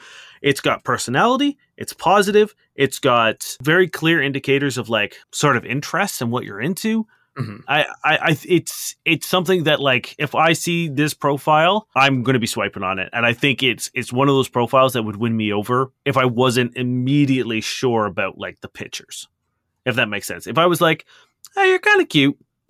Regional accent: Ukraine; now in Lithuania; I'm from Ukraine, living and working in Lithuania for now.

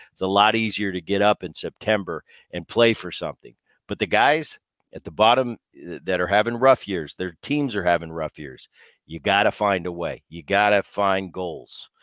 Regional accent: New Jersey, United States; I grew up in New Jersey

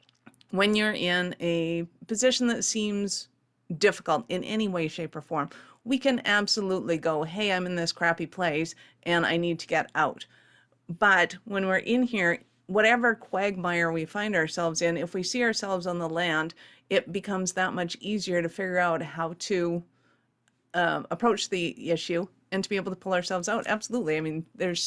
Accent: Canada; being Canadian

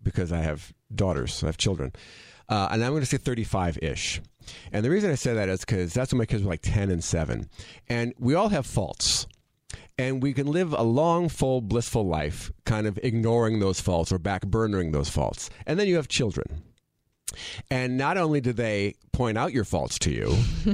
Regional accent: Madison, Wisconsin, United States; I'm from Madison, Wisconsin

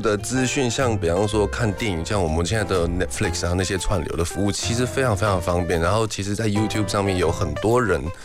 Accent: Taiwan; accent: British; 我也是在台湾出生长大

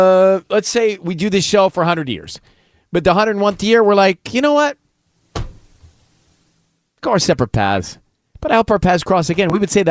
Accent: Atlanta, Georgia, United States; I'm from Atlanta.

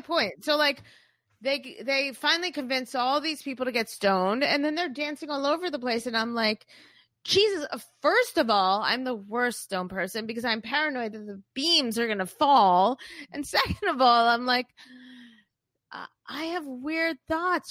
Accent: Boca Raton, Florida, United States; I'm from Boca

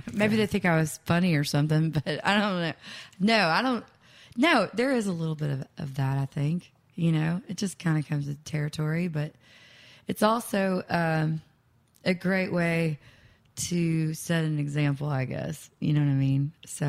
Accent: Nashville, Tennessee, United States; I grew up here in Nashville, and I loved Nashville, but I also hated it.

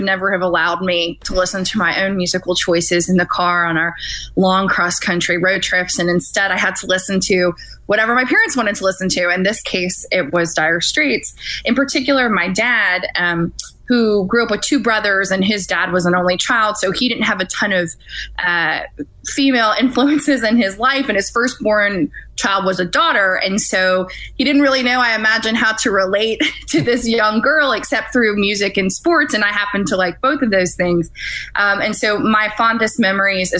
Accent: Louisiana, United States; I'm from this area. I'm from Louisiana

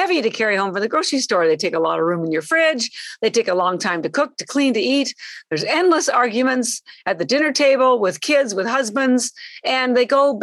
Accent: Canada; moved away as an adult; now in Boston, United States; I'm actually Canadian. I've lived in Boston, though, for 33 years

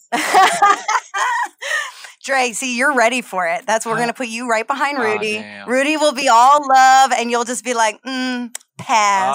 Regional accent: New Jersey, United States; also born or lived in Los Angeles; now in New York, United States; I'm from New Jersey originally

